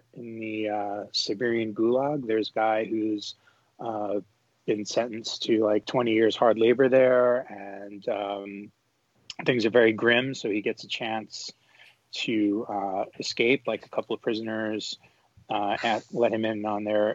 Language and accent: English; New York, United States; I'm from New York